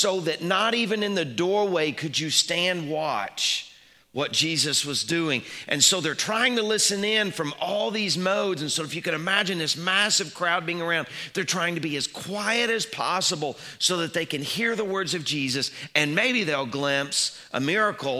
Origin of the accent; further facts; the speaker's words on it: Little Rock, Arkansas, United States; moved away; When I was growing up in Little Rock, we were part of a large church.